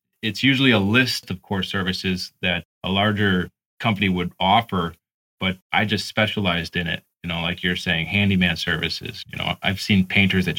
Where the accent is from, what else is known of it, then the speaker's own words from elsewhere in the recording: Illinois, United States; moved away; I grew up in Illinois